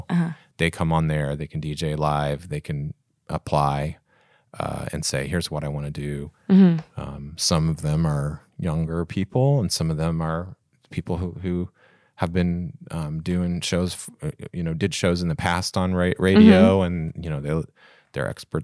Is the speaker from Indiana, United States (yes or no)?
yes; Kokomo, Indiana, United States; also born or lived in Warsaw; So I grew up in Kokomo and Warsaw and there were a lot of country bands.